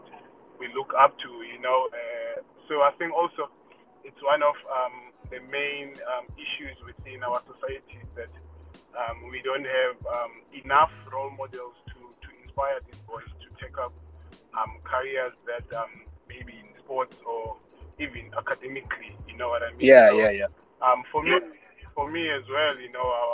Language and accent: English; Cape Town, Western Cape, South Africa; growing up in Khayelitsha